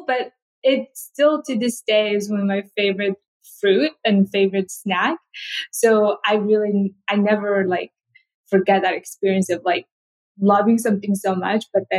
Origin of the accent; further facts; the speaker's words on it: Mongolia; moved away; also born or lived in South Korea; So growing up in Mongolia, I didn't get to eat a lot of fruit because it's just so expensive and we don't have a lot. And when I first moved to South Korea